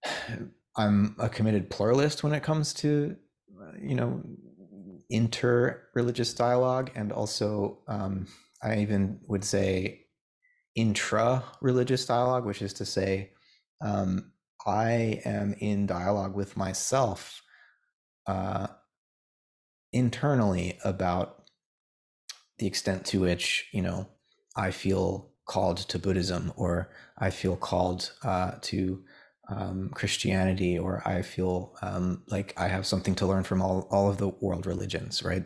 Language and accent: English; United States; as an American